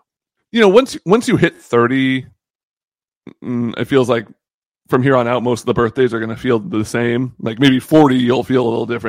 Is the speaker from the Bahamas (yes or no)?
yes; Bahamas; born there; I was born in the Bahamas.